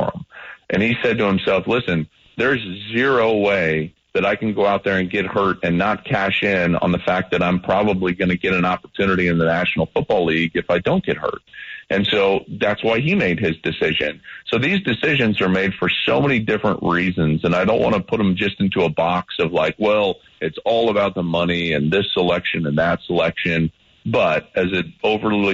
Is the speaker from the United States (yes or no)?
yes; Denver, Colorado, United States; I was born in 1982 in Denver